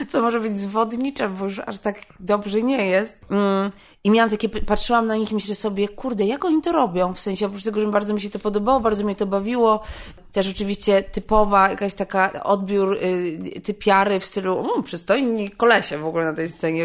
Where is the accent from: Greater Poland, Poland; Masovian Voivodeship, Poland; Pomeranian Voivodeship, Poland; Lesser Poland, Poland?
Masovian Voivodeship, Poland; Warsaw; ja jestem z Warszawy.